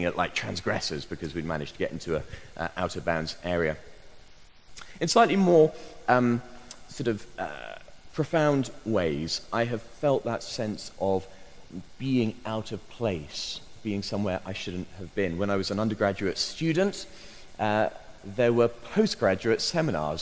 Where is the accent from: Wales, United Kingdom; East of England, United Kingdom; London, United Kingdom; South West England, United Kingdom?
South West England, United Kingdom; Bristol; my hometown of Bristol